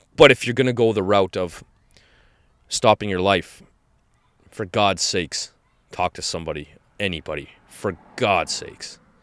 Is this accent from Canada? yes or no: yes; Canada; Canadians in general, we